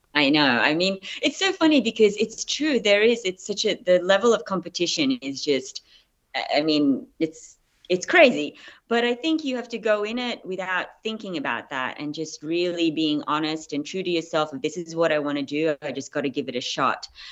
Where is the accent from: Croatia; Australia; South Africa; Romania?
Australia; accent: Australian; moved away as an adult; also born or lived in Philippines; now in United States; I'm Filipino. I was raised in Australia